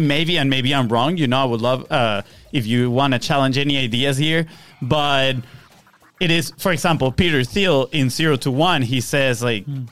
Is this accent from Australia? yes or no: no; Venezuela; now in Florida, United States; we are from Venezuela